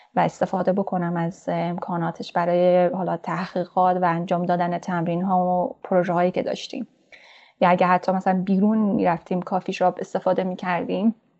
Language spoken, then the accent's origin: Persian; Mashhad, Razavi Khorasan, Iran; moved away as an adult; also born or lived in Torbat-e Jam, Iran / Herat, Afghanistan (family origin); من در شهر کوچک تربت جام به دنیا اومدم و دبستان رو اونجا تمام کردم بعد از اون به خاطر شغل پدر ما مشهد رفتیم و اونجا راهنمایی دبیرستان رو تمام کردم